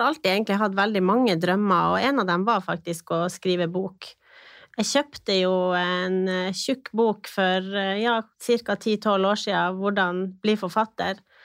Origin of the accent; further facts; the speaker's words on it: Finnsnes, Troms, Norway; now in Tromsø, Norway; Jeg er født og oppvokst på Finnsnes. Bor nå eh, i Tromsø